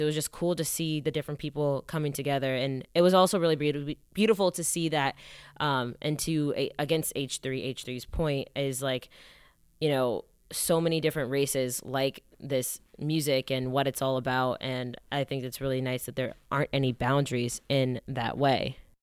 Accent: Atlanta, Georgia, United States; moved away as an adult; also born or lived in Ann Arbor, Michigan / New York / Los Angeles; I'm from Atlanta

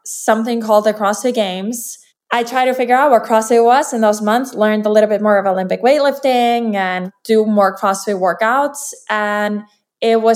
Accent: Iceland; I'm from Iceland, and I'm a professional athlete

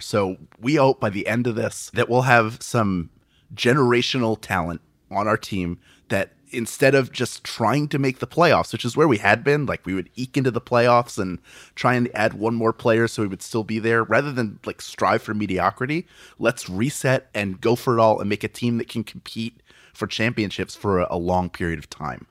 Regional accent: Philadelphia, Pennsylvania, United States; I was born and raised in Philadelphia

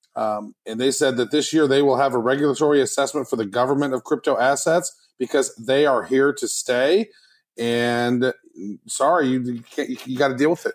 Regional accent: United States; I'm American

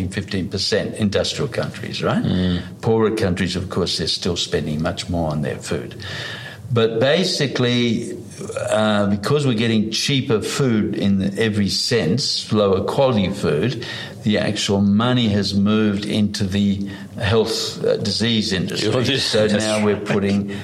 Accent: Blue Mountains, Sydney, New South Wales, Australia; also born or lived in East Germany; We basically left Germany, Eastern Germany, and came to Australia. And basically, we were living in the Blue Mountains in Sydney. I grew up in, and basically, I just then grew up in the bush

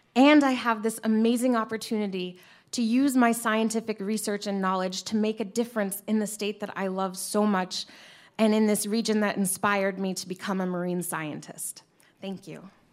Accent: Massachusetts, United States; also born or lived in Harpswell, Maine / Topsham, Maine; now in Maine, United States; even though I grew up in Massachusetts, my ancestors are historically from Harpswell and Topsom.

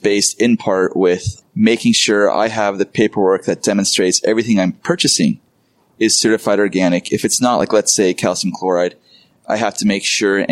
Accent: Carpinteria, California, United States; I grew up in Carp

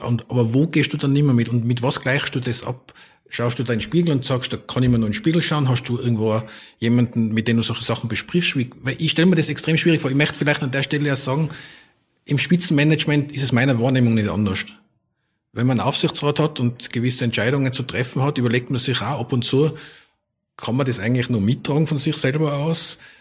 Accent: Tyrol, Austria; moved away; also born or lived in Vienna; als Tiroler in Wien

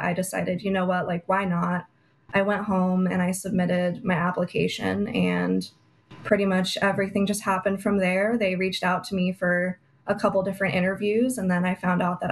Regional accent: Prescott, Arizona, United States; Republican Women of Prescott in my hometown

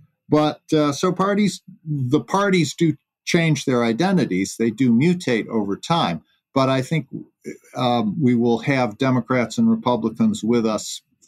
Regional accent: New York, United States; my home state, New York

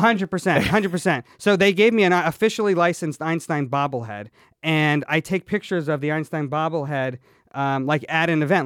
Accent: Atlanta, Georgia, United States; I grew up in the Bible Belt

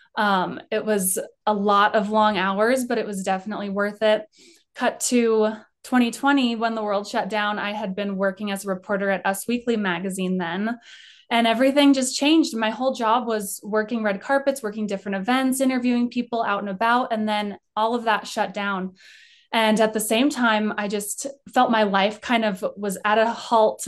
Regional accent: Colorado, United States; I grew up in Colorado.

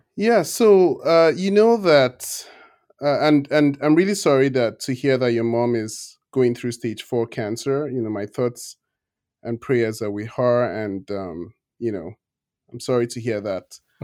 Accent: Nigeria; moved away as an adult; now in United States; I'm originally Nigerian

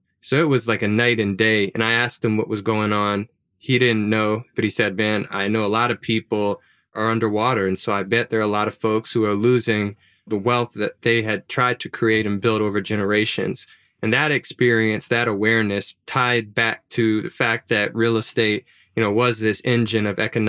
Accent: Baton Rouge, Louisiana, United States; Yeah, well, I never owned a home, never owned a house. My mom never owned her home or house.

